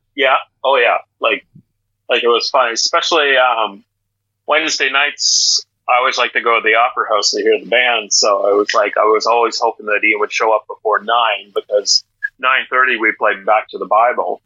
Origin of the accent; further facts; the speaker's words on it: Miramichi, New Brunswick, Canada; also born or lived in Prince Edward Island / Nova Scotia / Ontario; I grew up in Douglastown